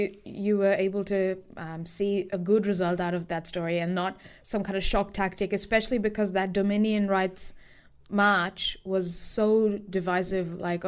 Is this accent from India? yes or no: yes; India; I mean, luckily, I'm Indian, so in a lot of Indian home cooking is already very vegan.